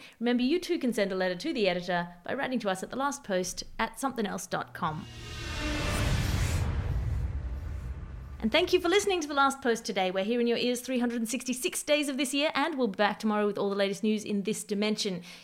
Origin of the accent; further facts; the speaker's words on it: Australia; I'm Australian